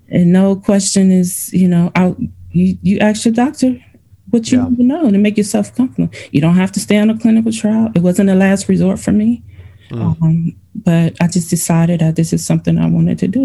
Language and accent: English; Cleveland, Ohio, United States; also born or lived in Virginia; now in Illinois, United States; I'm originally from Cleveland, Ohio